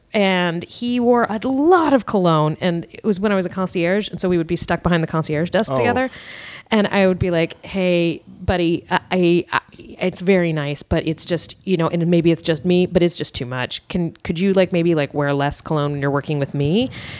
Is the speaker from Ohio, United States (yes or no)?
no; Richmond, Virginia, United States; Yes. I'm from Richmond.